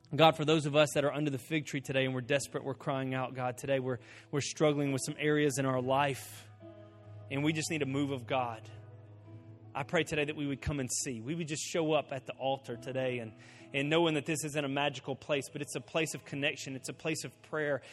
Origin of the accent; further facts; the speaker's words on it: Bastrop, Louisiana, United States; moved away; Bastrop, my hometown I, I was born in.